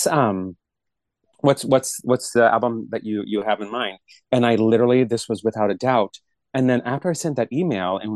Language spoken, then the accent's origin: English; San Francisco Bay Area, California, United States; we're from the San Francisco Bay Area